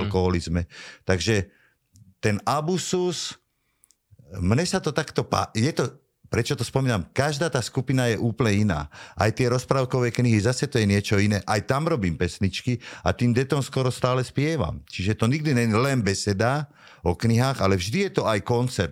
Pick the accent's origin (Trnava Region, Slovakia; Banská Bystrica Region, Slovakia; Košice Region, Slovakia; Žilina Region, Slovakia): Trnava Region, Slovakia; Vrbové; som z Vrbového a vtedy to bol okres Trnava